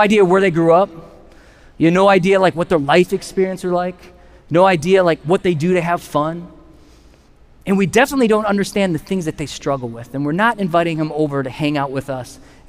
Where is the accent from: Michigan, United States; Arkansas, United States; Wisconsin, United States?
Wisconsin, United States; we're from Wisconsin